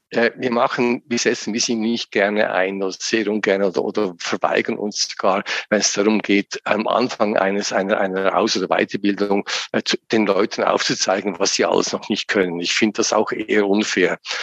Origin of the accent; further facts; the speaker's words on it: Lucerne, Switzerland; moved away as an adult; now in St. Gallen area, Switzerland; Ich bin in Luzern aufgewachsen aus der Innerschweiz.